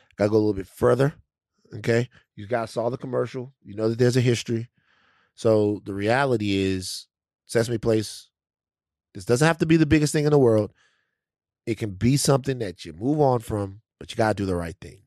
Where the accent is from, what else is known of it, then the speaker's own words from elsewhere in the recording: Louisiana, United States; I'm from Louisiana.